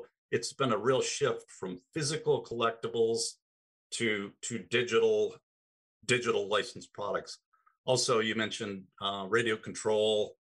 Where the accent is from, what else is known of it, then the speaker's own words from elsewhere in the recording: Michigan, United States; also born or lived in Chicago / Milwaukee; I'm based in Detroit. I grew up here in Michigan